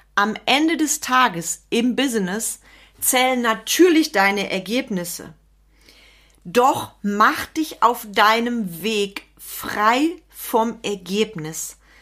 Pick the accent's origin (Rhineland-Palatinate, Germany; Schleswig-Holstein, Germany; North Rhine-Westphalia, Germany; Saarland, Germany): North Rhine-Westphalia, Germany; Sauerland; Bei uns im Sauerland